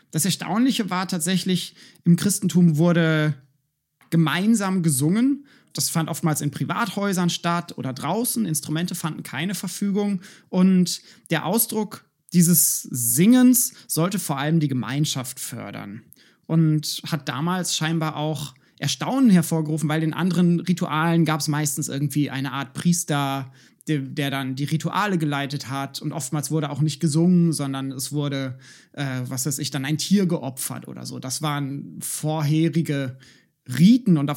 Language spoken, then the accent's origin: German; Berlin, Germany; eigentlich sollte man als Berliner im 21. Jahrhundert dafür nichts auf die Finger kriegen.